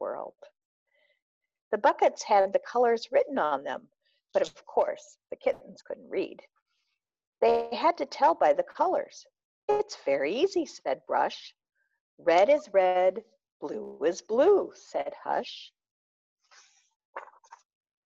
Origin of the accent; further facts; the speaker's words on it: Peoria, Illinois, United States; accent: Chicago twang; moved away as an adult; also born or lived in Arlington Heights, Illinois / Champaign, Illinois; now in Minnesota, United States; I was born in Peoria, Illinois. Mm-hmm. And I spent most of my first 9 years there. And then we moved to Arlington Heights, which is a suburb of Chicago, which you may hear a Chicago twang in my voice